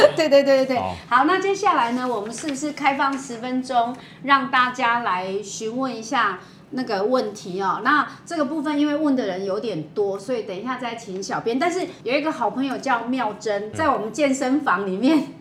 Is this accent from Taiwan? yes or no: yes; Taiwan; 我们台湾人